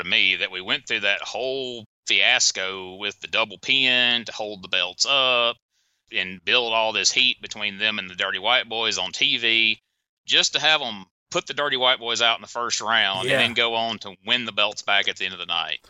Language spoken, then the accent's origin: English; Mississippi, United States; growing up in Mississippi